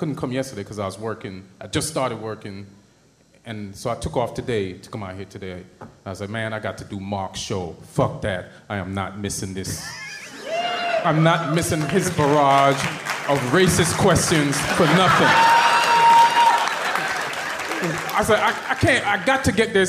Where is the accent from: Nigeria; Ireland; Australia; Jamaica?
Jamaica; also born or lived in England / New York; now in California, United States; I was born in England, raised in Jamaica, then moved to New York, and then now I live in California